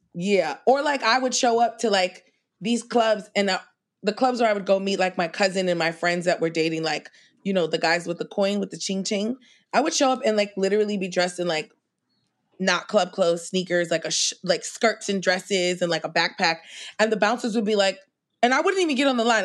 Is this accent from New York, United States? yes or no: yes; New York City, New York, United States; I grew up in Queens